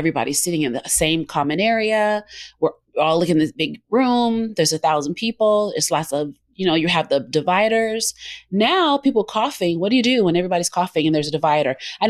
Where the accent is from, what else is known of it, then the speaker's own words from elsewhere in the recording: Southern United States, United States; And a lot of it, I'm from the South. And so that's how, you know, that's Southern hospitality